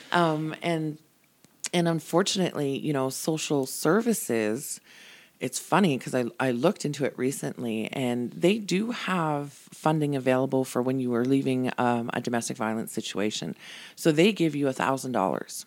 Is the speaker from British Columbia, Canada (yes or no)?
no; Calgary, Alberta, Canada; moved away as an adult; now in Airdrie, Canada; born and raised in Calgary. Everybody and everything I ever knew was in Calgary.